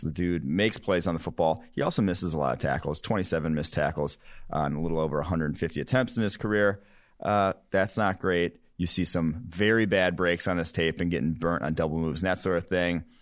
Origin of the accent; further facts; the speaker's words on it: Cincinnati, Ohio, United States; my hometown Bearcats